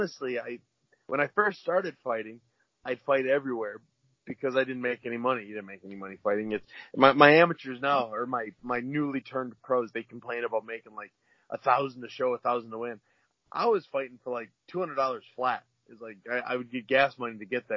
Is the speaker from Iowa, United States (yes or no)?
no; Wisconsin, United States; moved away; I was born and raised in Wisconsin